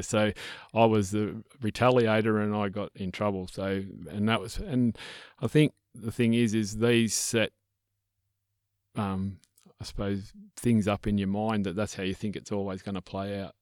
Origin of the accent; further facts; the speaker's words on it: Melbourne, Victoria, Australia; I was born and bred in Melbourne